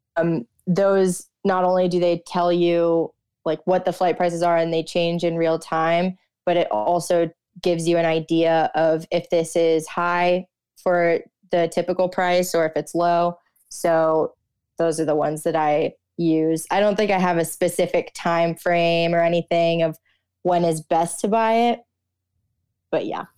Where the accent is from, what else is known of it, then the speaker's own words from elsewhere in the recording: South Florida, United States; moved away as an adult; also born or lived in Austin, Texas; growing up in South Florida